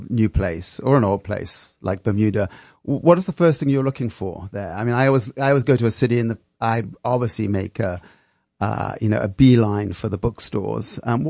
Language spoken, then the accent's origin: English; Freeport, Grand Bahama, Bahamas; I grew up in the Bahamas, and I didn't know that. I spent my first 6 years in Freeport, Grand Bahama.